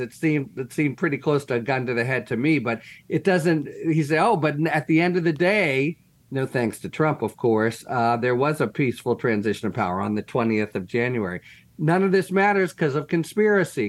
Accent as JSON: {"language": "English", "town": "Pittsburgh", "region": "Pennsylvania", "country": "United States", "tie": "born or raised there", "said": "the Tree of Life Massacre, that's my hometown synagogue"}